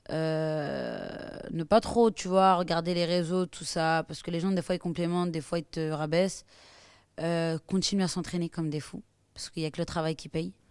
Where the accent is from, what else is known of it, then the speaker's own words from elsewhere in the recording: France; Parce que quoi qu'il arrive, je suis française, tu vois. Mais le Maroc, c'est le Maroc.